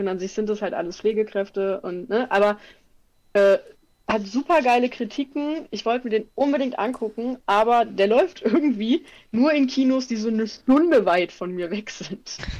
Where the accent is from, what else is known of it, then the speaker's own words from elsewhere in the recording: Germany; ich bin Deutscher